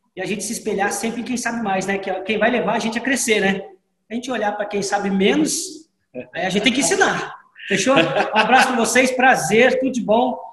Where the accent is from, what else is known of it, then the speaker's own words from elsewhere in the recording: São José dos Campos, São Paulo, Brazil; Eu sou de São José dos Campos, na verdade, sou natural de São José